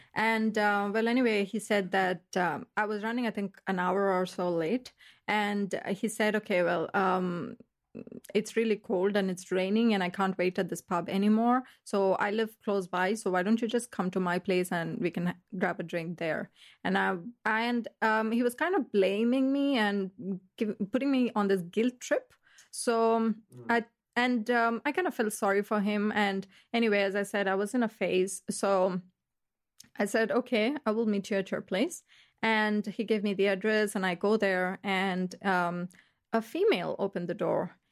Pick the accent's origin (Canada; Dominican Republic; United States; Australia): Australia; Melbourne, Victoria; moved away as an adult; now in Berlin, Germany; I'm from Australia, Melbourne